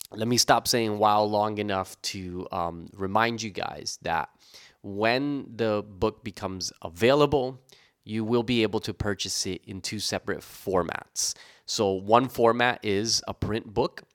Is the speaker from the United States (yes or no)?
yes; New Jersey, United States; there was a radio station where I grew up in New Jersey